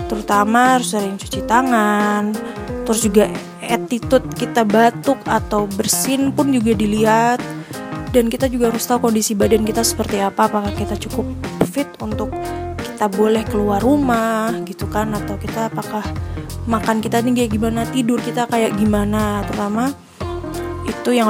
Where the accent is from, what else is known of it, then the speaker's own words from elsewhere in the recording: Magelang, Central Java, Indonesia; jadi berapa bulan lalu tuh aku anak Magelang banget. Jadi aku besar di Magelang. Dengan Magelang kan kota kecil.